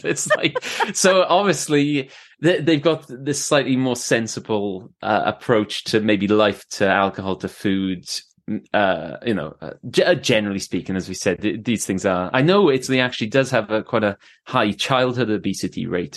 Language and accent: English; Swansea, Wales, United Kingdom; moved away; also born or lived in Canada / England; my mum's, uh, Welsh, uh, so, uh, I was born in Swansea. I've lived in, uh, Canada, I've lived in England, uh, and I've travelled a lot, but, yeah, I s, I s, live in Swansea now